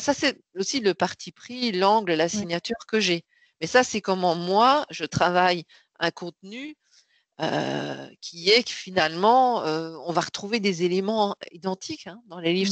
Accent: Belgium; moved away as an adult; now in Paris, France; je suis née en Belgique, j'ai fait mes études et j'y travaillé jusqu'en 99

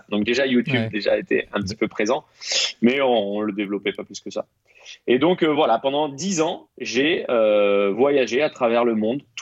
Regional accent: Rennes, Brittany, France; moved away as an adult; now in Paris, France; moi je, suis de Rennes à la base. Euh, je suis rennais, breton tout à fait. J'ai travaillé un an sur Rennes.

